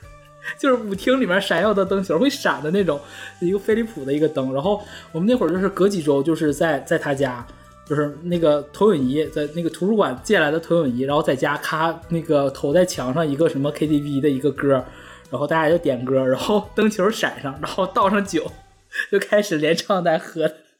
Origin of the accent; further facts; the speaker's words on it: Heilongjiang, China; moved away; 我作为一个东北人，我在东北从来没滑雪过